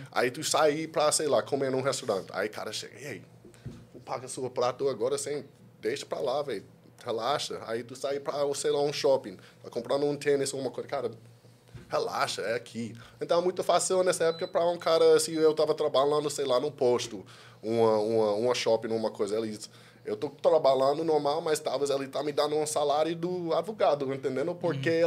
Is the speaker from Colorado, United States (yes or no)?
no; California, United States; Portuguese is a second language; moved away as an adult; also born or lived in Washington DC; now in Brazil; eu sou de Califórnia, sou dos Estados Unidos